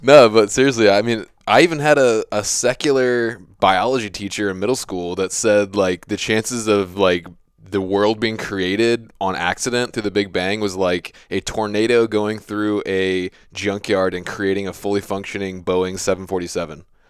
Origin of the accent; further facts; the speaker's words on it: Virginia, United States; I have that a little bit bred into me just from growing up in Virginia